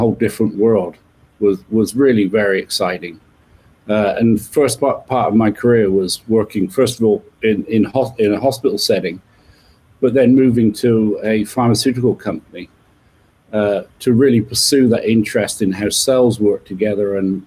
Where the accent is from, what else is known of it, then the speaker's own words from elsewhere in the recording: just west of London, not far from Stonehenge, South West England, United Kingdom; You can tell from my accent, I was born in the UK, just west of London. And I guess some of the things I remember from my childhood being born not far from Stonehenge